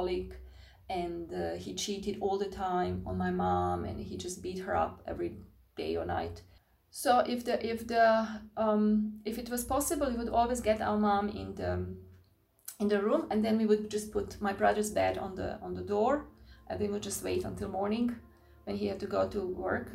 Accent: Croatia; I grew up in Croatia

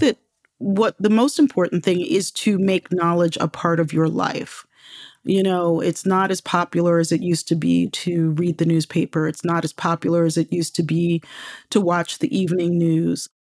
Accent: Baltimore, Maryland, United States; also born or lived in New York; I lived in New York until I was six, you know, and right at the age of six, we moved to Baltimore

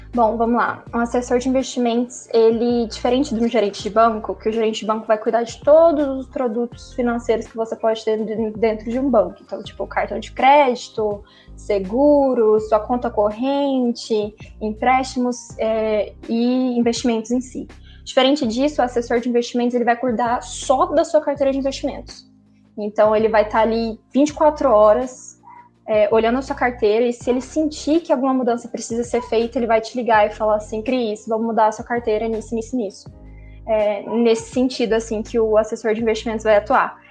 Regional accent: Campo Grande, Mato Grosso do Sul, Brazil; also born or lived in Uberlândia / Belo Horizonte; eu não sou de Uberlândia, eu sou daqui de Campo Grande

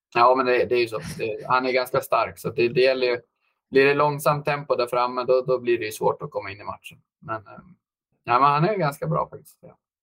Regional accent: Eskilstuna, Södermanland, Sweden; moved away; also born or lived in United States; jag är uppvuxen i Eskilstuna där faktiskt född.

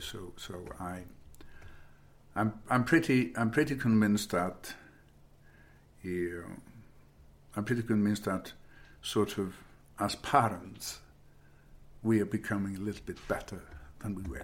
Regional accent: Iceland; moved away as an adult; also born or lived in United States; growing up in Iceland

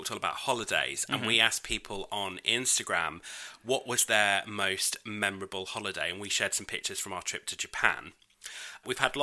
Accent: United Kingdom; I'm British

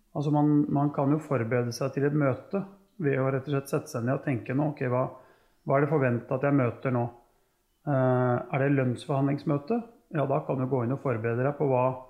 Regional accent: Norway; oppvekst hjemme på Tufte

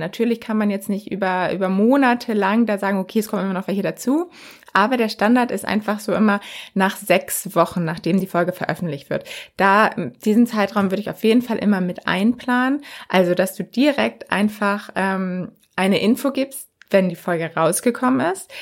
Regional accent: Germany; bei uns in Deutschland

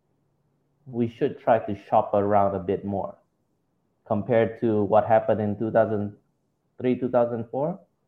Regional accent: Indonesia; I'm from Indonesia

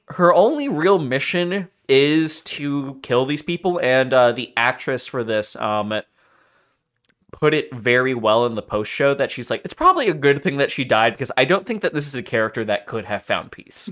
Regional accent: Philadelphia, Pennsylvania, United States; we are from Philly

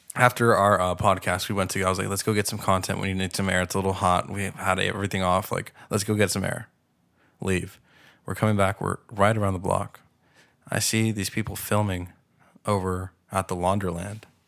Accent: Pasadena, California, United States; I'm from Pasadena

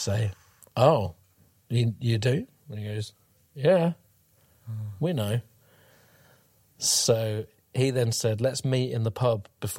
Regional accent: Cambridge, East of England, United Kingdom; born or raised there

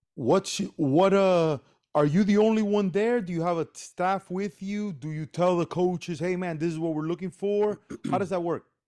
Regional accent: Miami, Florida, United States; also born or lived in Cuba; I'm from Cuba, okay? And I was raised here and I played baseball here in Miami.

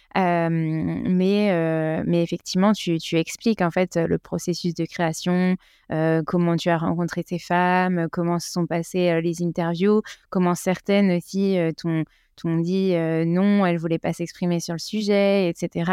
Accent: France; en tant que Français

